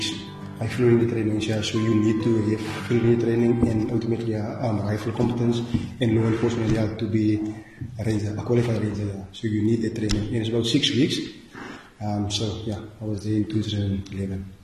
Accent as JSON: {"language": "English", "town": "Ladysmith", "region": "Western Cape", "country": "South Africa", "tie": "born or raised there", "moved": "as an adult", "lives_now": "Bontebok National Park, South Africa", "said": "I was born in Ladysmith. Ladysmith, it's about plus minus 180 km from here, yeah, Suriname. I went to school there as well."}